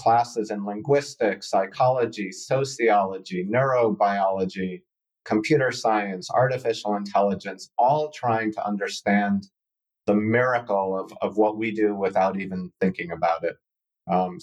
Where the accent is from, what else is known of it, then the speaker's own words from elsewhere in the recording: Sharon, Massachusetts, United States; also born or lived in Boston; I was born in Boston and lived in Sharon, Massachusetts, a small town. We had no stoplights growing up